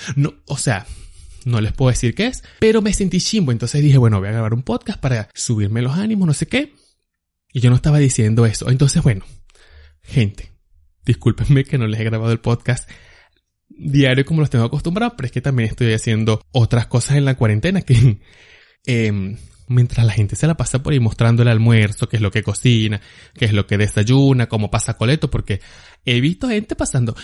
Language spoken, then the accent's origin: Spanish; Agua Viva, Venezuela; moved away as an adult; now in United States; si yo viviera allá en Agua Viva, de donde yo soy